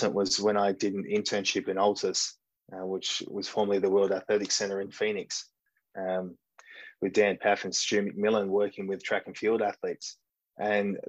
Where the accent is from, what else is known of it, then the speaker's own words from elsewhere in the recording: Mullewa, Western Australia, Australia; now in Shanghai, China; I grew up in a small country town called Mullewa, which is in Western Australia, in a little farming community